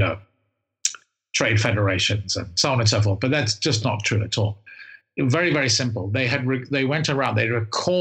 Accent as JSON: {"language": "English", "region": "England", "country": "United Kingdom", "said": "as an Englishman"}